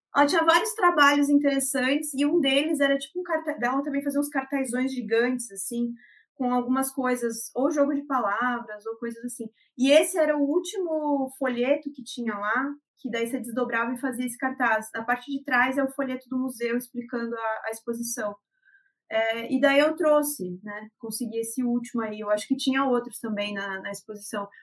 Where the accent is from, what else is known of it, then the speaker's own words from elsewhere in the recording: Jaraguá do Sul, Santa Catarina, Brazil; now in Curitiba, Brazil; na minha cidade natal, que é Jaraguá do Sul